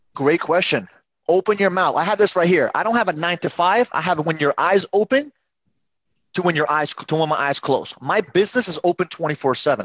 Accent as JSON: {"language": "English", "town": "New York City", "region": "New York", "country": "United States", "tie": "born or raised there", "also_born_or_lived": "Uzbekistan", "said": "my parents came to New York City, and we grew up in Queens."}